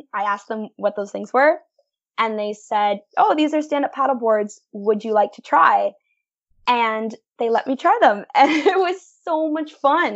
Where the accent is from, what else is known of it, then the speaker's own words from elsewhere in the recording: Welland, Ontario, Canada; I'm from Welland, Ontario. So we're, like, located right in the heart of the Niagara region